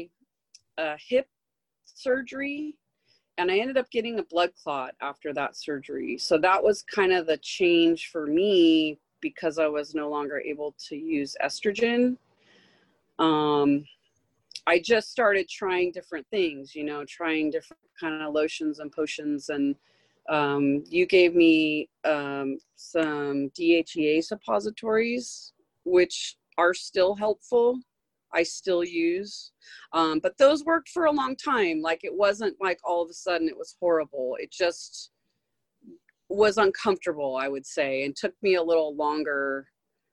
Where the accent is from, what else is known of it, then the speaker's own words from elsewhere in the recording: Manhattan Beach, California, United States; I grew up here in LA. I grew up in Manhattan Beach and Hermosa Beach